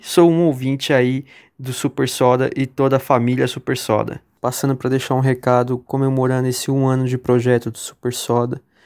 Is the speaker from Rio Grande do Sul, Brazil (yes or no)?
no; São Bernardo do Campo, São Paulo, Brazil; sou de São Bernardo do Campo, São Paulo